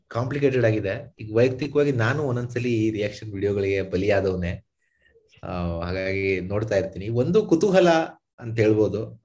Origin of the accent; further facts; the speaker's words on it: India; ನಮ್ ಭಾರತೀಯರು ನಾವು